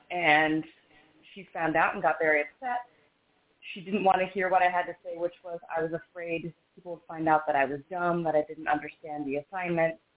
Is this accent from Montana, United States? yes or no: yes; Missoula, Montana, United States; So um, I'm originally from Missoula, Montana, and if we think our weather here is bad, they're getting like negative 42 or something back home right now.